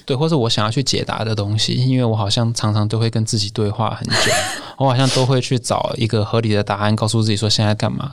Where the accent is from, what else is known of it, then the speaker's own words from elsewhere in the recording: Taiwan; 我自己其实小时候是在眷村长大的，是外省的第三代